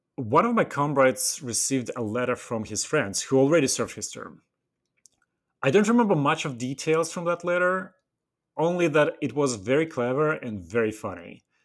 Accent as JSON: {"language": "English", "region": "Western Siberia", "country": "Russia", "tie": "born or raised there", "second_language": "English", "moved": "as an adult", "said": "I was born and raised in the Western Siberia, at the far north"}